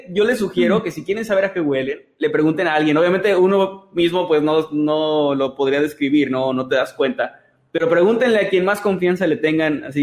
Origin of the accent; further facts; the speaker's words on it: northern Mexico, Mexico; porque soy norteño.